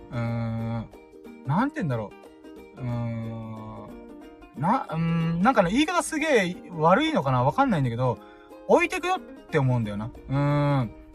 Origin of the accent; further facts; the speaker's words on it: Okinawa, Japan; 沖縄生まれ沖縄育ち